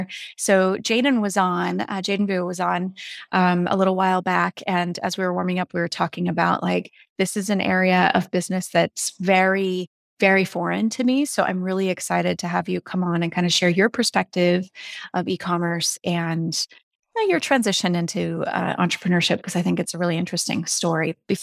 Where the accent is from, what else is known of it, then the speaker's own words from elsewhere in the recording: Seattle, Washington, United States; So I grew up in the Seattle area.